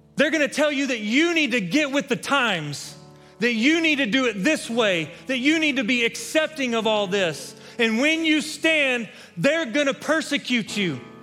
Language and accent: English; West Texas, United States; Growing up in West Texas, I spent a lot of time as a kid playing football